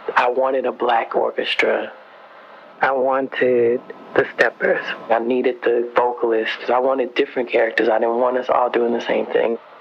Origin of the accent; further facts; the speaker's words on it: Houston, Texas, United States; I grew up in Houston, Texas